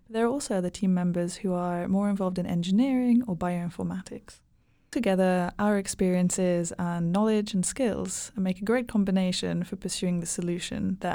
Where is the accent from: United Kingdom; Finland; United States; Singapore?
Finland; I'm from Finland.